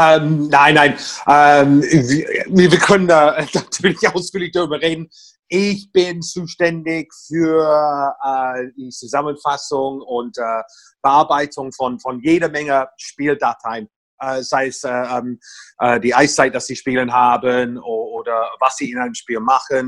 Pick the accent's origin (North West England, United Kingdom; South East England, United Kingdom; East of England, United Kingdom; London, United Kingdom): South East England, United Kingdom; Portsmouth; German is a second language; moved away as an adult; now in Berlin, Germany; ich stamme aus einer wunderschönen Hafenstadt namens Portsmouth